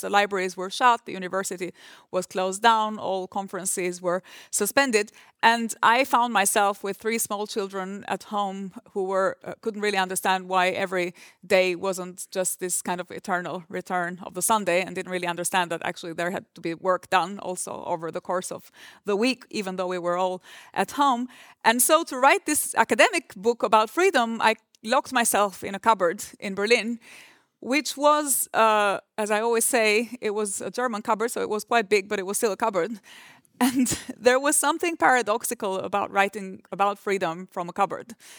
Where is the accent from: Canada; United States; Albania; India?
Albania; Durrës, Durrës County; moved away; port of Durres, which is my hometown